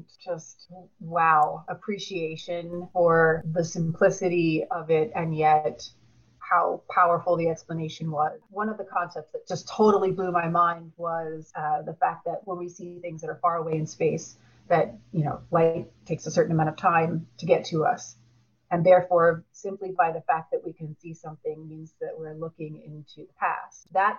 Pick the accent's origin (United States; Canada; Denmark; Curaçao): United States; New Jersey; also born or lived in Puerto Rico; Well, I'm from New Jersey, but I've predominantly lived, I mean, in my early childhood, we moved all around. We lived in Puerto Rico, we lived all over.